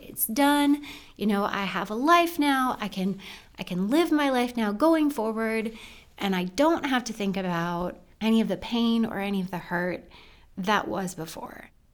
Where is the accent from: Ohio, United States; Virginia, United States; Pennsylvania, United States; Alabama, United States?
Pennsylvania, United States; rural Western; I was born in Western Pennsylvania, rural Western Pennsylvania. Um, lived there with my mom and my dad and my brother